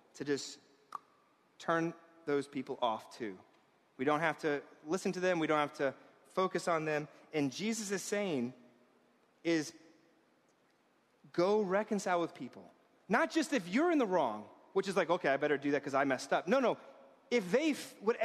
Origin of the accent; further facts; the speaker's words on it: New York, United States; I was raised in this town as a New Yorker.